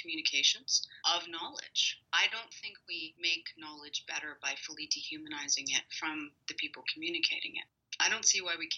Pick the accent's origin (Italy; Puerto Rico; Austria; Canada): Canada; I'm Canadian